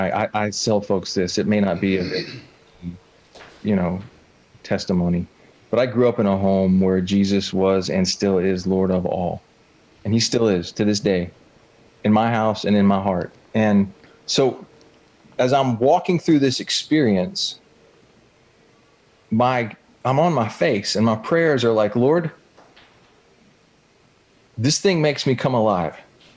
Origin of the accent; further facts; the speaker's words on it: Southeast, United States; I'm from the Southeast. I've spent a whole lot of time on the water, both river or ocean.